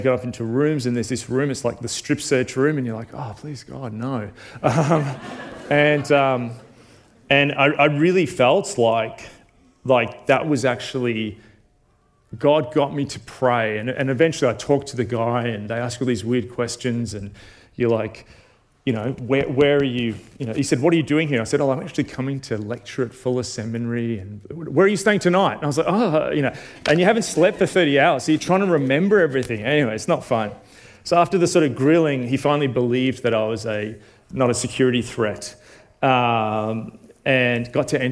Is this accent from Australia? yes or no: yes; Australia; as an Australian